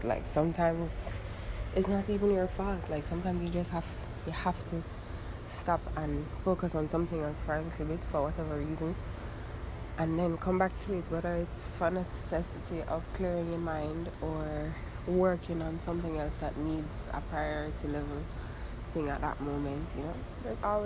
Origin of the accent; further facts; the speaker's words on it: Jamaica; now in Miami, United States; I'm from Jamaica